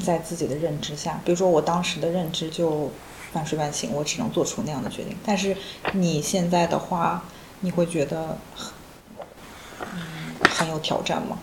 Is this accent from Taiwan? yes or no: no; northern China, China; moved away; 我在国内，我是北方人